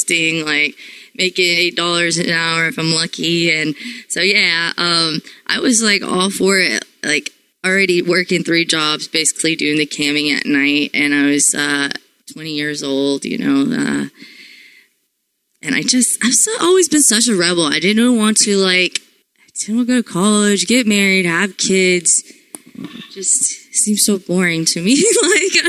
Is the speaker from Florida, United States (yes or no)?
yes; Florida, United States; I'm from Florida